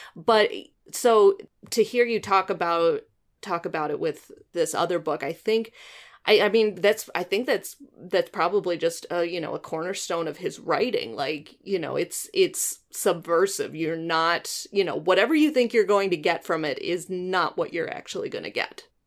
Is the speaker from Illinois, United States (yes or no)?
yes; Illinois, United States; I grew up in Illinois, but we were very close to Wisconsin. We're less than an hour from Milwaukee